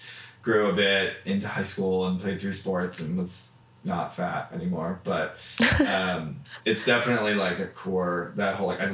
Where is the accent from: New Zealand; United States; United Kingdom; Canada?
United States; New Jersey; Like, I grew up in New Jersey.